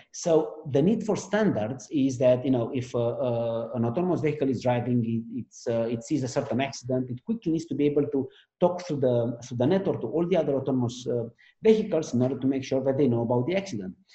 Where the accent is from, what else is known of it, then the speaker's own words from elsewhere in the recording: Romania; now in France; At heart, I'm still Romanian because where I live, I, am French, and because of the company I work, I work on, I'm American